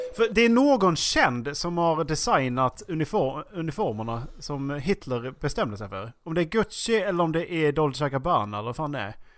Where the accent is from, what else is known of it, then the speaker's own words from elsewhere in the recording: Sweden; vi är från Sverige och att vi är svenskar